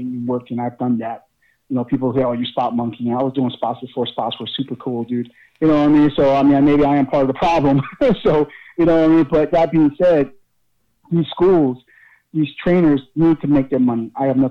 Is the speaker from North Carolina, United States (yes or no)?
no; Newark, New Jersey, United States; I'm from North Jersey. I'm from Newark